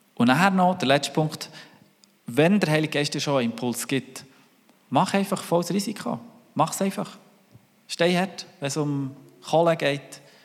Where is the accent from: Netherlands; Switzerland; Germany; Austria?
Switzerland; wie sind wir mit dem Reichtum umgegangen als Schweizer